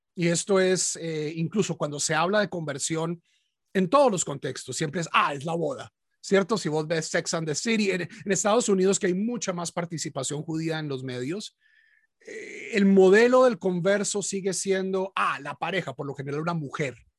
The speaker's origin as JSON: {"language": "Spanish", "region": "Bogotá", "country": "Colombia", "tie": "born or raised there", "moved": "yes", "lives_now": "United States", "said": "yo, como la mayoría de los colombianos, nací católico en una familia de origen antioqueño, pero en Bogotá"}